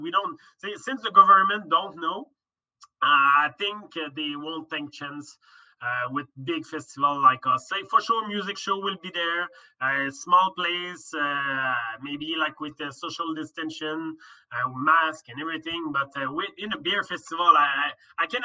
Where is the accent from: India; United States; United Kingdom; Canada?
Canada; Laval, Quebec; I came from Laval, but I lived there for like 15 years.